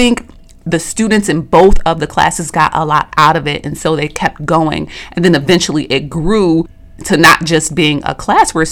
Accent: Rochester, New York, United States; born and raised in Rochester.

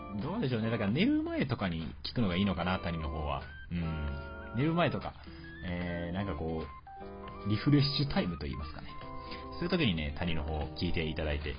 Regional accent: Kansai, Japan; accent: Kansai dialect; moved away as an adult; now in Kyushu, Japan; 僕、関西出身で

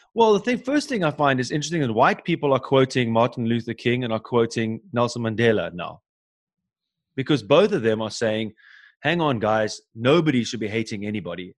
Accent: Cape Town, Western Cape, South Africa; moved away as an adult; now in Germany; I'm from South Africa, so Cape Town born and bred, but I live in Germany.

